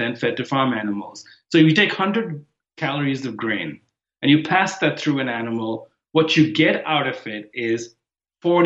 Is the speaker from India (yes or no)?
yes; Mumbai, Maharashtra, India; moved away as an adult; now in United States; I didn't grow up in America. I grew up in Bombay, India